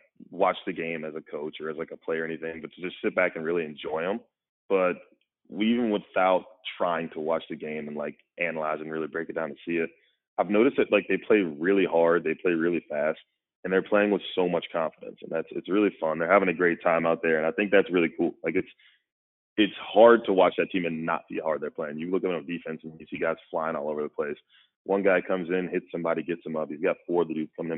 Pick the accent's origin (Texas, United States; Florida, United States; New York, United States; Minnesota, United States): Florida, United States; Jacksonville; moved away; I'm from Jacksonville, Florida. I grew up going to watch Tebow, Chris Leak, all those guys in the swamp